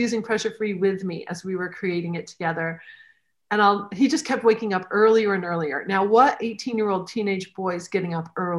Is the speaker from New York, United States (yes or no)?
no; New Hampshire, United States; now in Michigan, United States; I grew up in New Hampshire in the States, and now I'm in Michigan